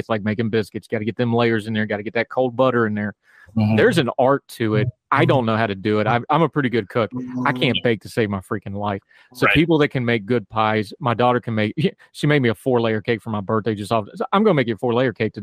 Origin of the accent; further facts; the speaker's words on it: West Virginia, United States; growing up in West Virginia